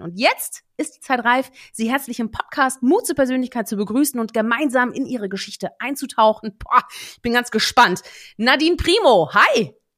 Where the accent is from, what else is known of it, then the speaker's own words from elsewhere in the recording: Netherlands; also born or lived in Germany; ich bin ja Niederländerin, ne, Deutsch-Niederländerin